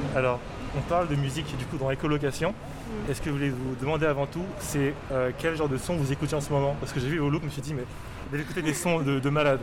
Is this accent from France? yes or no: no; Cameroon; je suis camerounais. Donc j'ai grandi avec des sons camerounais